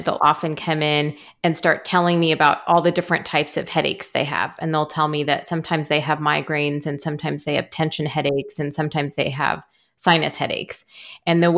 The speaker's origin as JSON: {"language": "English", "town": "Kansas City", "country": "United States", "tie": "born or raised there", "also_born_or_lived": "Decorah, Iowa", "said": "I was raised mostly in the Kansas City area and went away for college."}